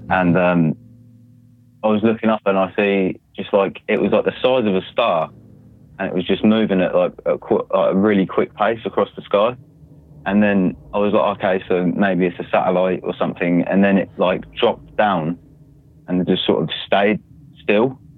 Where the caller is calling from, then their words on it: United Kingdom; uh, from the UK.